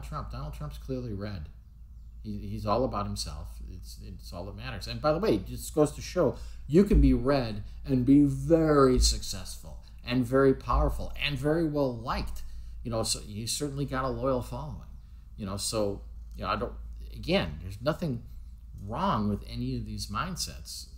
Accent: United States; I'm not British, I'm American

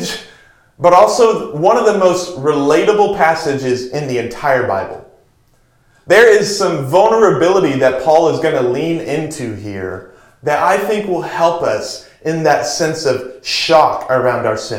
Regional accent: Texas, United States; now in Seattle, United States; growing up in Texas, wildfires were not a thing

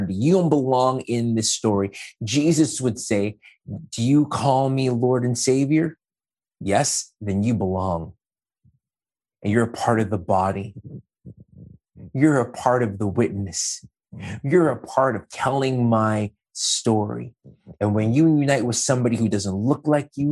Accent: Montreal, Quebec, Canada; moved away as an adult; also born or lived in Peterborough, Ontario / Scarborough, Ontario / Ajax, Ontario; now in Oshawa, Canada; I, a Black man born and raised in Montreal, who moved to Peterborough for school

